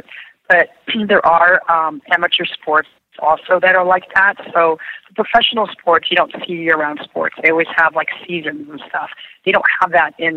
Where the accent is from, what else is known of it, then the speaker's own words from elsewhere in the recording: Beverly Hills, California, United States; also born or lived in Massachusetts; now in Florida, United States; I grew up in Beverly Hills